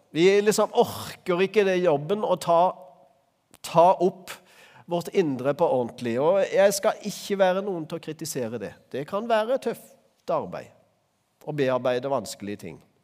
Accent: Øvrebø, Agder, Norway; Øvrebø, der jeg vokste opp

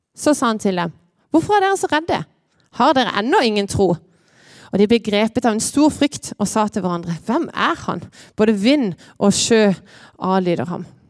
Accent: Lyngdal, Agder, Norway; Jeg er her fra Lyngdal.

